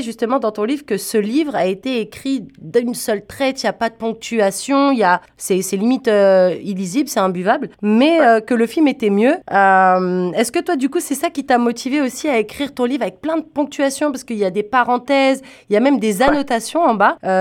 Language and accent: French; France; tu dois sûrement l'entendre à mon accent. Moi, je viens pas du Canada. Moi, je viens de mhm. France.